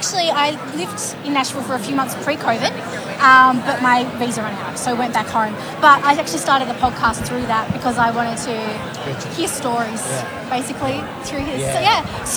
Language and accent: English; Geelong, Victoria, Australia; I'm from Geelong.